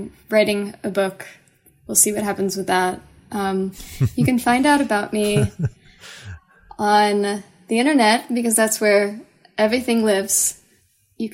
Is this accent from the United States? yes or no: yes; Texas, United States; I'm from Texas